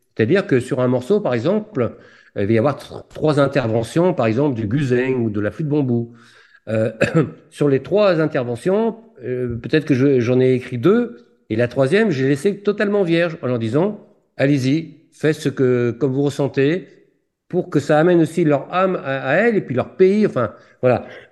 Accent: Lorient, Brittany, France; je suis né à Lorient

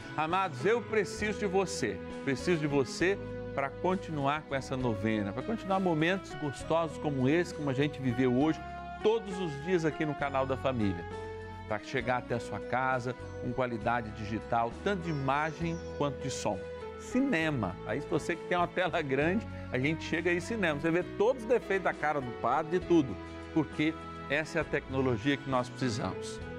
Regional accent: São Paulo, Brazil; now in Votuporanga, Brazil; da minha cidade natal, São Paulo, capital

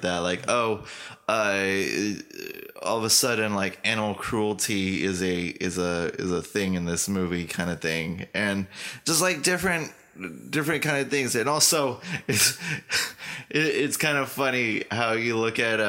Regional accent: Imperial Valley, California, United States; I came from the Imperial Valley

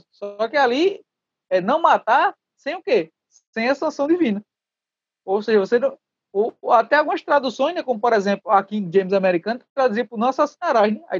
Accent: Cabo Frio, Rio de Janeiro, Brazil; Eu sou nascido e criado em Cabo Frio.

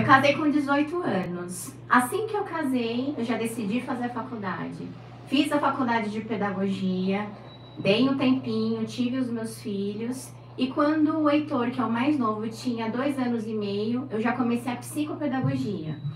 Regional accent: São Paulo, Brazil; moved away as an adult; now in Santos, Brazil; Nasci em São Paulo.

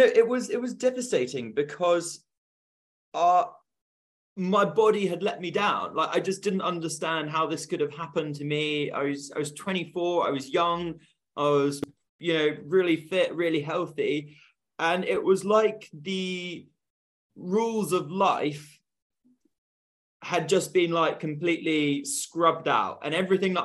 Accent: Bristol, South West England, United Kingdom; I'm from Bristol

